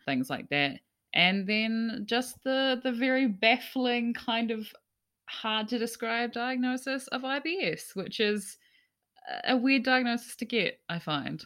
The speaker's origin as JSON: {"language": "English", "region": "Gisborne", "country": "New Zealand", "moved": "yes", "said": "I'm from, I'm from Gisborne"}